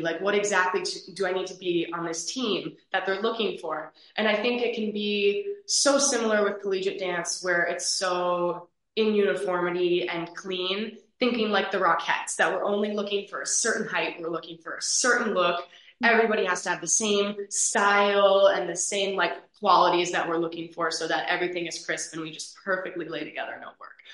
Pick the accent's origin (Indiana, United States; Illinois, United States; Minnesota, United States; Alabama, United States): Minnesota, United States; Eagan; I'm originally from Eagan, Minnesota. I now live on campus at the University of Minnesota